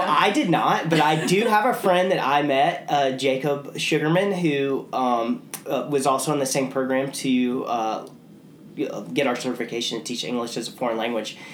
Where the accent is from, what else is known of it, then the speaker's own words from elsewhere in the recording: St. Simons Island, Georgia, United States; I grew up on St. Simon's